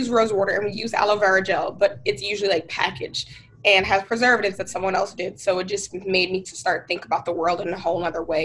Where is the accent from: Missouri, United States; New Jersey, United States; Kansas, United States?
New Jersey, United States; Newark; also born or lived in New York; So I'm from Newark, New Jersey. That's where I was born and raised.